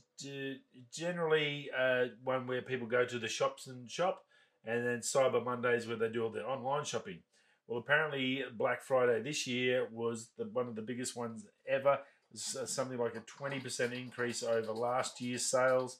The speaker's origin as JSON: {"language": "English", "country": "Australia", "said": "being Australian"}